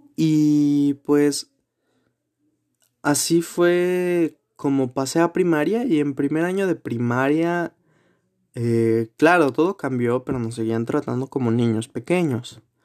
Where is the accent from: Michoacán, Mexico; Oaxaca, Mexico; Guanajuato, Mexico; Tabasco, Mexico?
Guanajuato, Mexico; also born or lived in Mexico City; nací aquí en la ciudad de Guanajuato